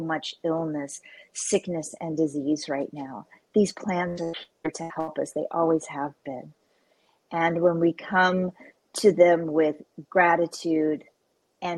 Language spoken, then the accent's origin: English; Oklahoma, United States; I grew up on a cattle ranch in a very rural part of Oklahoma.